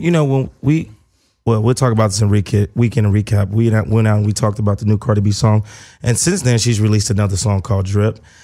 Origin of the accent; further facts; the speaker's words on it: Gary, Indiana, United States; moved away; back where I'm from, Gary, Indiana